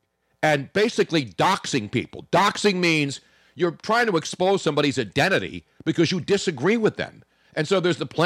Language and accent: English; Philadelphia, Pennsylvania, United States; moved away as an adult; also born or lived in Los Angeles; I was born here. I was raised here. I was schooled here.